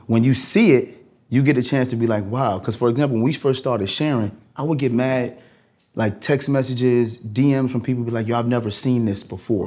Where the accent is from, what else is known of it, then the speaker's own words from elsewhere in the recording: New York City, New York, United States; I'm a kid from Brooklyn.